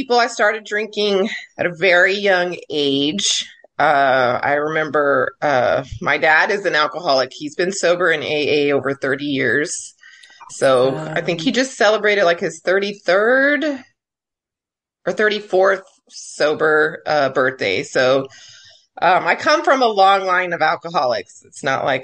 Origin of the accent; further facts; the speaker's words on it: El Paso, Texas, United States; now in Corpus Christi, United States; in high school, I grew up in El Paso